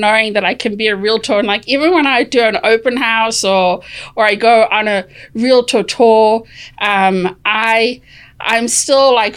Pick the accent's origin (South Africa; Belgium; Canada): South Africa; moved away; Growing up in South Africa, my family and I would go to town